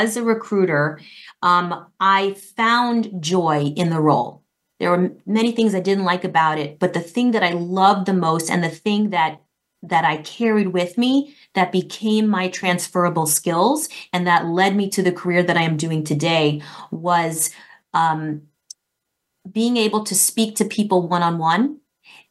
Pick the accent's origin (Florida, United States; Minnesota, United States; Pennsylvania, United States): Florida, United States; moved away as an adult; also born or lived in New York City; I'm from Florida